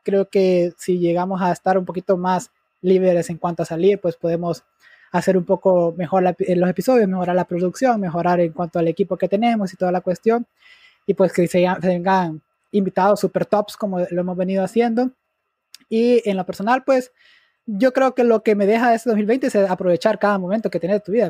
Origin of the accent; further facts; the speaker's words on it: Honduras; nuestro país